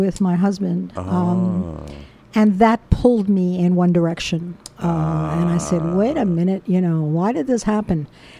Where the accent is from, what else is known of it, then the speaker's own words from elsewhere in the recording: New York City, New York, United States; also born or lived in Brooklyn, New York; I grew up in Washington Heights.